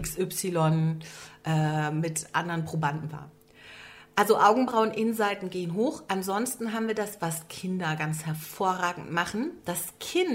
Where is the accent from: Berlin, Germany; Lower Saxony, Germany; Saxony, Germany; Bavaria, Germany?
Berlin, Germany; seit an Beginn meiner Tage sitze ich in Berlin